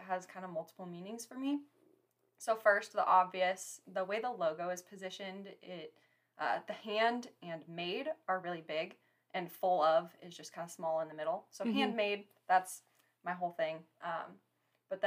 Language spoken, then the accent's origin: English; Story City, Iowa, United States; in my bio that I'm from Story City